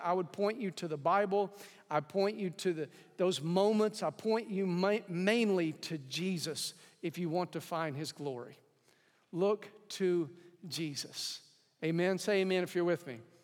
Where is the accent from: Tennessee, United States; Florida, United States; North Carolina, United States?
Tennessee, United States; East; I grew up in East Tennessee